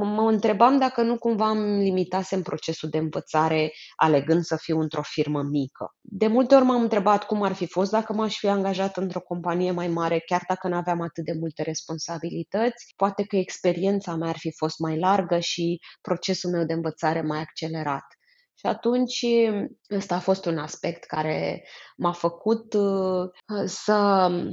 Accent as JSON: {"language": "Romanian", "country": "Romania", "said": "eu spun întotdeauna despre mine că eu sunt româncă, dar sunt internațională"}